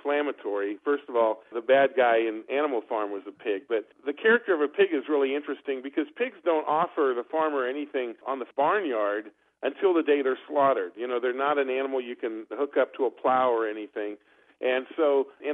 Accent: France; moved away; I grew up in France

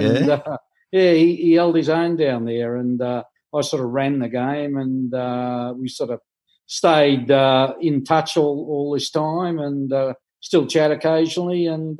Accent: Sydney, New South Wales, Australia; I was born and raised in the East. Willara Public School boy.

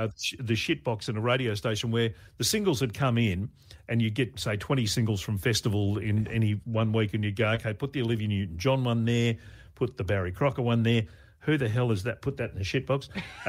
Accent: Brisbane, Queensland, Australia; also born or lived in Melbourne; In Brisbane. When I was growing up, I was born in Melbourne, but we moved to Queensland

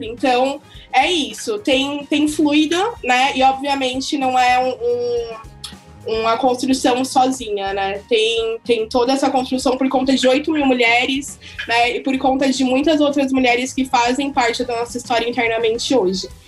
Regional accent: São Paulo, Brazil; Eu sou nascida e criada na Zona Leste de São Paulo

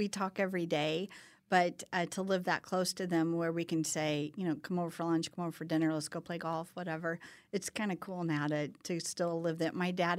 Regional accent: Kansas City, Missouri, United States; born and raised in Kansas City, attended Winnetonka High School right by Worlds of Fun, grew up on 52nd Street where there were no sidewalks

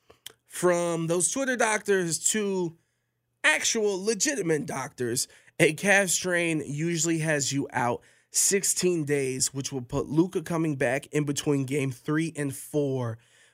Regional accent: Cleveland, Ohio, United States; now in Las Vegas, United States; I'm from Cleveland, Ohio

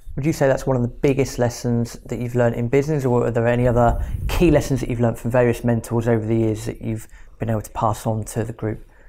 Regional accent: Reading, South East England, United Kingdom; moved away as an adult; I'm from Reading and I've been here a couple of years.

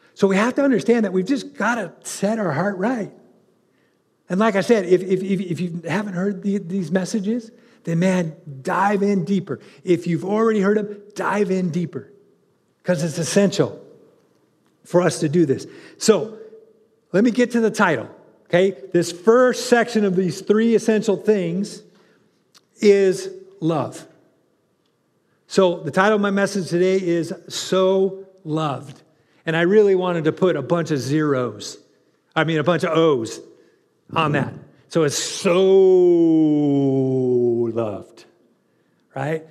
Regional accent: California, United States; moved away; I grew up in California

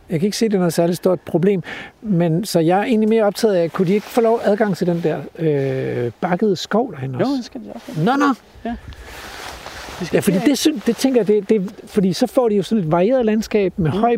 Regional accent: Denmark; Hjemme i Danmark

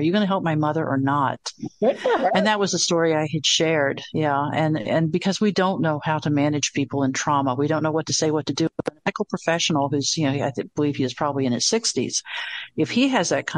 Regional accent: the South, United States; I'm from the South

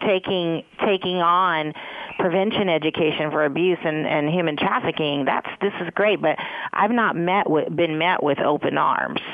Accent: San Francisco, California, United States; also born or lived in East Coast; my own experience having been raised in San Francisco

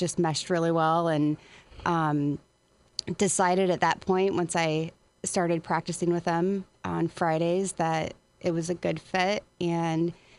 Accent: Springfield, Midwest, United States; moved away as an adult; also born or lived in Florida / St. Louis, Missouri; And I moved back to the Midwest. I'm originally from Springfield.

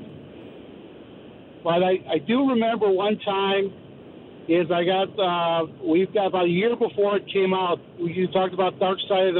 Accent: Chicago, Illinois, United States; I grew up in Chicago

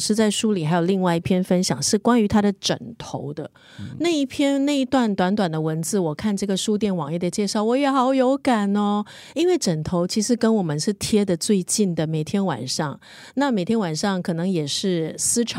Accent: Beijing, China; 那像我呢，我印象很深刻的就是以前小时候在北京吃的地摊的那个烤地瓜，因为那个时候真的很冷

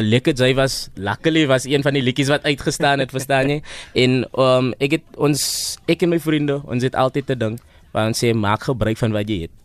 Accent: Eastern Cape, South Africa; ek is van die Ooskaap

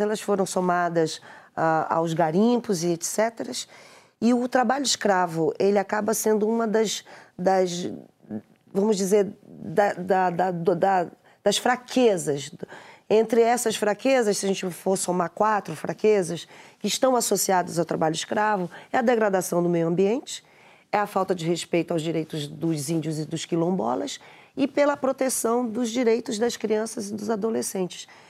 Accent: Pará, Brazil; eu sou paraense

